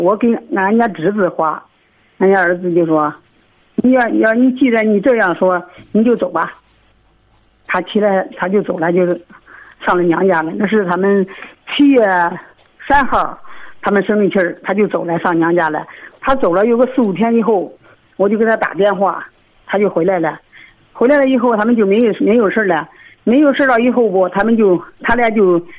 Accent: Shijiazhuang, Hebei, China; 我是石家庄的。

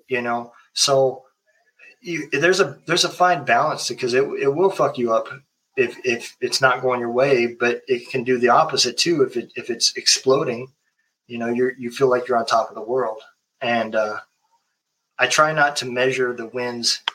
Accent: Lincoln, United States; moved away; I'm originally from Lincoln

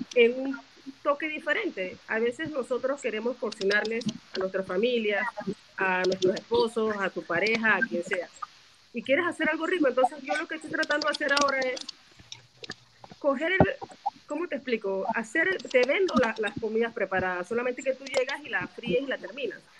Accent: La Chorrera, Panamá Oeste, Panama; soy aquí mismo de Chorrera

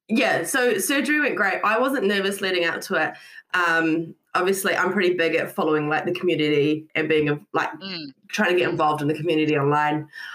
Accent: Scotland, United Kingdom; now in New Zealand; Yeah, so I'm from Scotland.

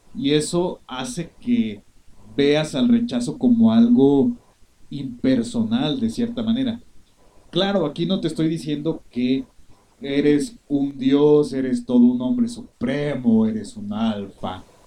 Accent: Mexico

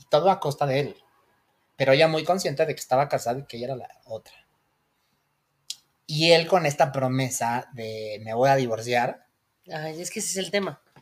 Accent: Tehuacán, Puebla, Mexico; Besos a mi tierra, Tehuacán, Puebla.

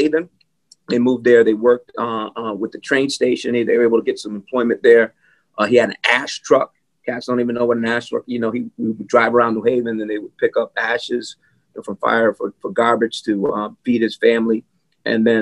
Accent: Bloomfield, Connecticut, United States; also born or lived in Windsor, Connecticut; I grew up in Bloomfield

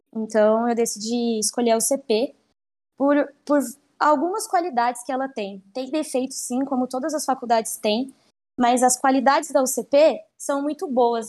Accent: São Paulo, Brazil; moved away as an adult; now in Paraguay; eu sou de São Paulo, capital

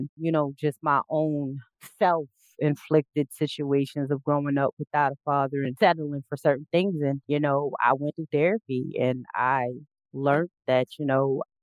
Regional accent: South Carolina, United States; moved away; I'm from originally from South Carolina

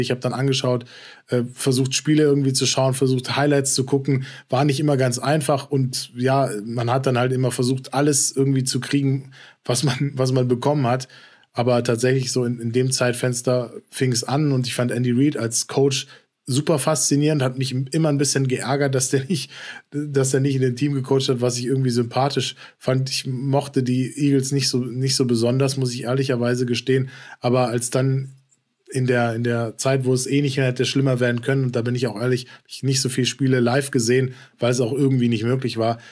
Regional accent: Frankfurt, Hesse, Germany; als gebürtiger Frankfurter

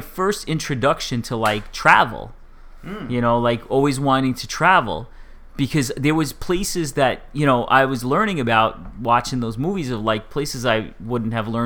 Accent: New York City, New York, United States; growing up in Staten Island

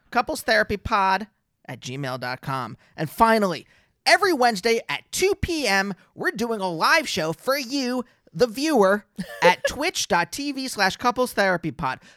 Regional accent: Pennsylvania, United States; moved away; I'm from Pennsylvania.

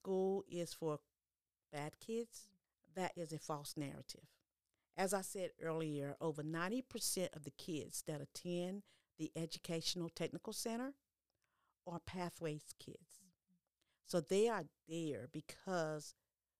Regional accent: Aurora, North Carolina, United States; born or raised there

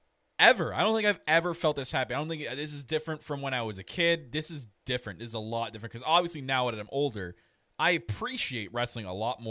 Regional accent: Canada; I am your Canadian Prince.

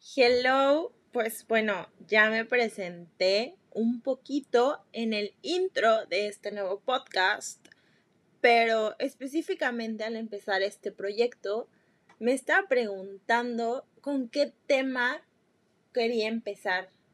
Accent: Mexico; soy de México

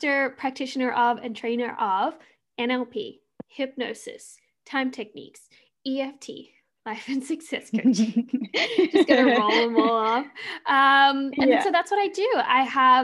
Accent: Australia; moved away as an adult; now in Canada; I'm Australian and I live in Canada

